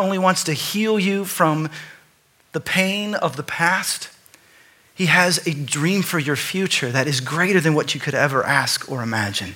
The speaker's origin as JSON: {"language": "English", "region": "Texas", "country": "United States", "tie": "born or raised there", "said": "I grew up in Texas"}